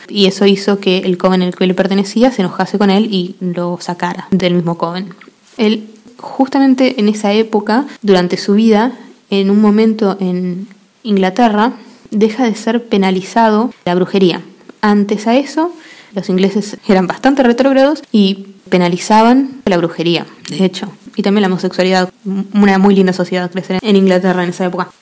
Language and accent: Spanish; Argentina; Yo soy argentina